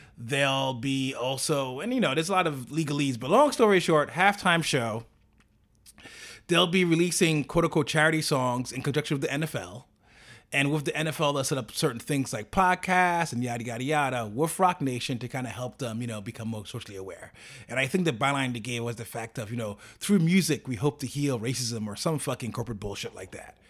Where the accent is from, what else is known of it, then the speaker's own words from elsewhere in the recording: New York, United States; as a New Yorker